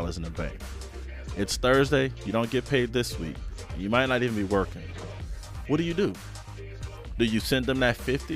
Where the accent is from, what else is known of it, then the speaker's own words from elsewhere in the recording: New Orleans, Louisiana, United States; growing up in New Orleans, man, my mom working and at times not working